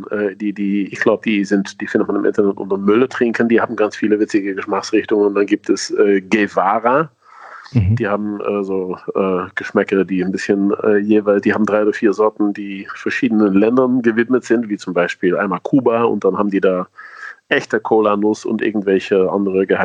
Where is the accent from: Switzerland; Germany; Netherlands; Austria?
Netherlands; Sie sind ja meine Landsmänner, ich bin ja Niederländer.